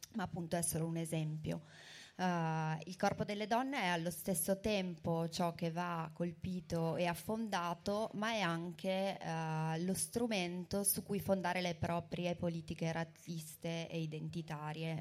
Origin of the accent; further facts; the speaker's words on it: Verona, Veneto, Italy; io sono di Verona